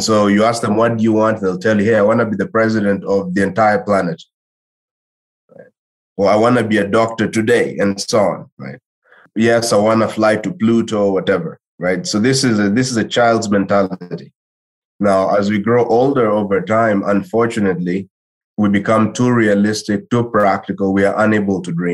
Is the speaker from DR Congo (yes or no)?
yes; DR Congo; also born or lived in Claremont, California; I'm from Congo originally, right? I'm from the Democratic Republic of Congo.